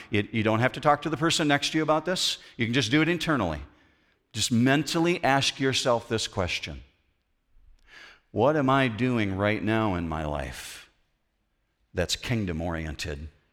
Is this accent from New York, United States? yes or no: no; Western Michigan, United States; we grew up in Western Michigan